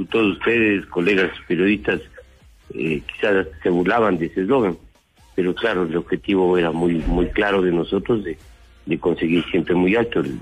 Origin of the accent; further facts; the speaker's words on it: Ecuador; vamos a tener una sociedad mucho más sana y más competitiva como ecuatorianos.